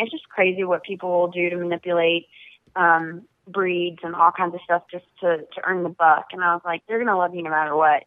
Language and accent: English; Travelers Rest, South Carolina, United States; It's been near and dear to my stomping grounds for the majority of my life